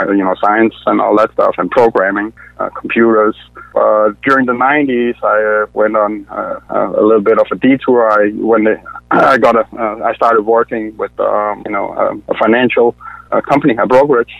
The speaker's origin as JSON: {"language": "English", "country": "Denmark", "tie": "born or raised there", "moved": "as an adult", "lives_now": "Atlanta, United States", "said": "I'm originally from Denmark. That's where I was born. But came to the U.S. in 2010."}